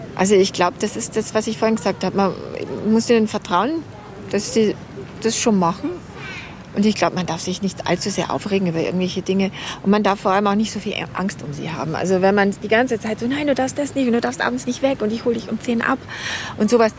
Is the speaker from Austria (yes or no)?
no; Pullach, Bavaria, Germany; also born or lived in Menorca, Spain; now in Munich, Germany; Also ich komme ursprünglich aus Pullach und meine Eltern sind mit mir nach Spanien ausgewandert ich ein halbes Jahr alt war. Und wir haben dann in Menorca gewohnt, bis ich sechs war